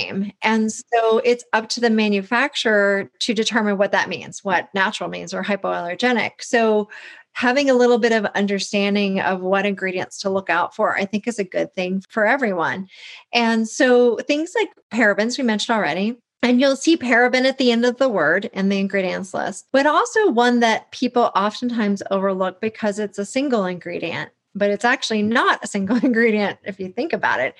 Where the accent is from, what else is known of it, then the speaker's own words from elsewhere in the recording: the South, United States; I grew up in the South